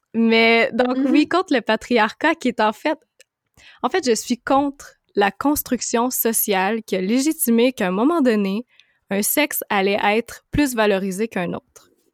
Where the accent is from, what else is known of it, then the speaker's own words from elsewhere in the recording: Montreal, Quebec, Canada; je viens de Montréal